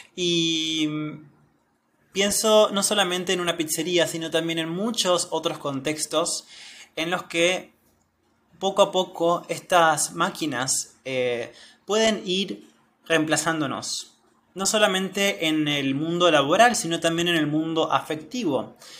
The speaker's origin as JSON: {"language": "Spanish", "country": "Argentina", "said": "soy de Argentina"}